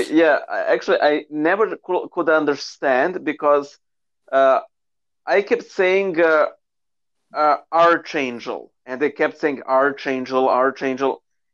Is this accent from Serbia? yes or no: yes; Serbia; English is a second language